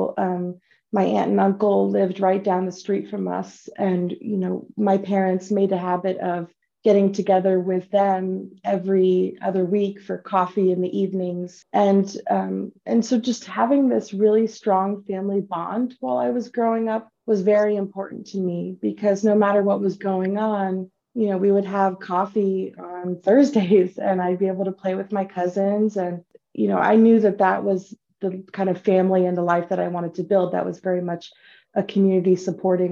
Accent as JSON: {"language": "English", "town": "San Bruno", "region": "California", "country": "United States", "tie": "born or raised there", "said": "I grew up in the San Francisco Bay Area in San Bruno, California"}